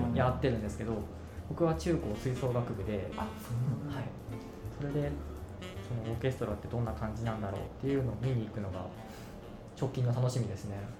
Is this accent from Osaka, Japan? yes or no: no; Aichi, Japan; moved away as an adult; 僕も愛知県出身なんで